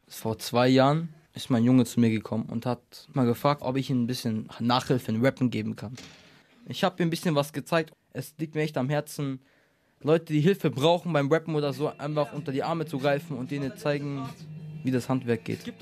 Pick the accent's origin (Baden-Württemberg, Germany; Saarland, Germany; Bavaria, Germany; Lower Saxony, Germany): Bavaria, Germany; Munich; Neuperlach, von wo ich komme